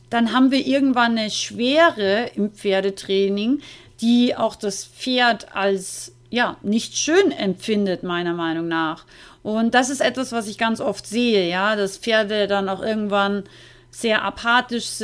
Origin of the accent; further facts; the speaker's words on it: Austria; ich bin ja aus Österreich eigentlich